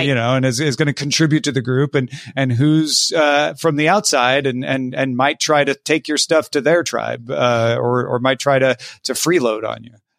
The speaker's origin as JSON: {"language": "English", "region": "Southern Illinois", "country": "United States", "also_born_or_lived": "Texas / California", "moved": "yes", "lives_now": "Los Angeles, United States", "said": "I'm from Southern Illinois"}